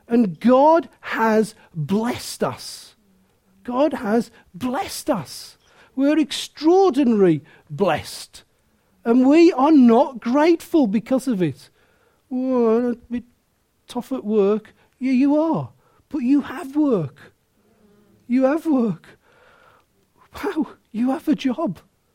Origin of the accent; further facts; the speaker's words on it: Willenhall, West Midlands, United Kingdom; I was born in Willenhall, and I was born in poverty